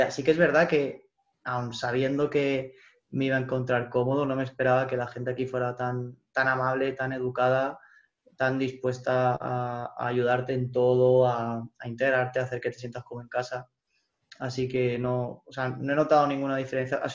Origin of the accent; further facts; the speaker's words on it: Alicante, Valencian Community, Spain; now in Porto, Portugal; Bueno, pues yo vengo de Alicante, de la mayor terreta del mundo, que decimos ahí.